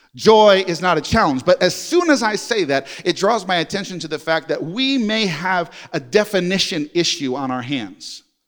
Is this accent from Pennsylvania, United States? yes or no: no; New York, United States; now in Jenks, United States; I'm a New Yorker